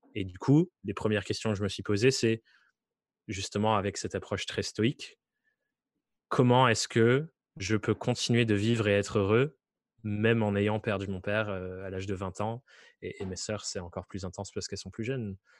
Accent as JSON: {"language": "French", "area": "Dordogne", "region": "Nouvelle-Aquitaine", "country": "France", "moved": "yes", "said": "je viens du fin fond de la Dordogne où rien ne m'était promis"}